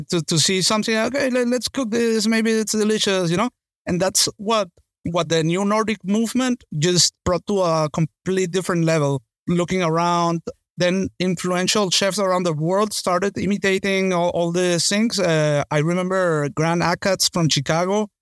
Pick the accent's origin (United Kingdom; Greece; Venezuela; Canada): Venezuela; I come from Venezuela